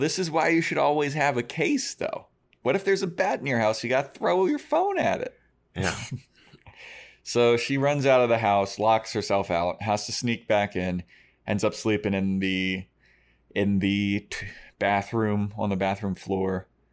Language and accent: English; Baltimore, Maryland, United States; I grew up in Baltimore City